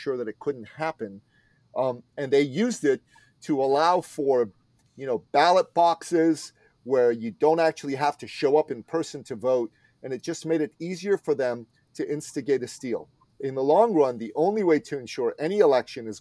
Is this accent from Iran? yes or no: yes; Iran; moved away; I'm from Iran, and when I was 11 years old